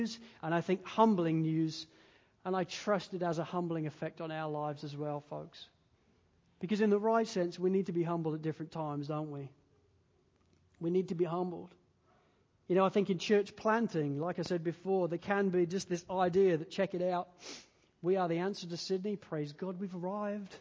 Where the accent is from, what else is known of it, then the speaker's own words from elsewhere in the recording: England, United Kingdom; now in Wales, United Kingdom; I'm an English guy